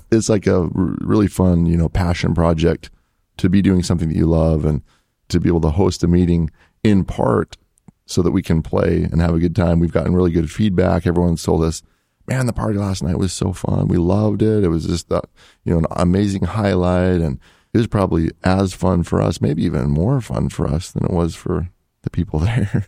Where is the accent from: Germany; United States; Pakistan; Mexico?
United States; Salt Lake City, Utah; also born or lived in Portugal; I grew up in Salt Lake City, Utah